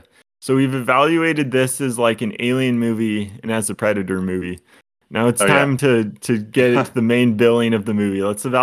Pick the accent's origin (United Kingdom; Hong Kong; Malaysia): United Kingdom; Scotland; That's my personality, in addition to being Scottish.